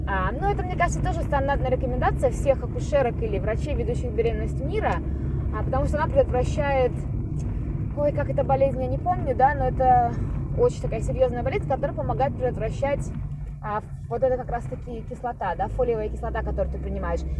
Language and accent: Russian; Khabarovsk, Khabarovsk Krai, Russia; moved away; я выросла в Хабаровске.